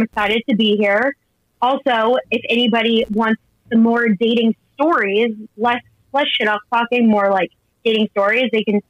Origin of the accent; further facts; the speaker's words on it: Midwest, United States; now in New York City, United States; I'm from the Midwest.